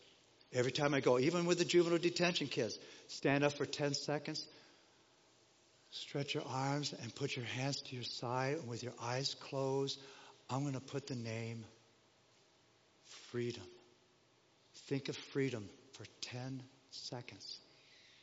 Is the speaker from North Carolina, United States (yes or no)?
no; Denver, Colorado, United States; also born or lived in Los Angeles, California; Growing up in Denver, Colorado